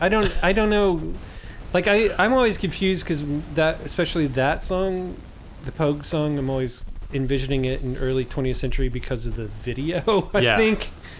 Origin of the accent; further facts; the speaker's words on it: United States; I'm just American white trash.